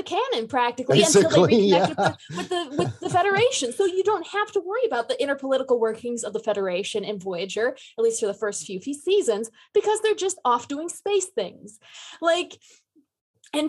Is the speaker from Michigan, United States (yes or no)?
yes; Michigan, United States; now in Sioux City, United States; I'm from Michigan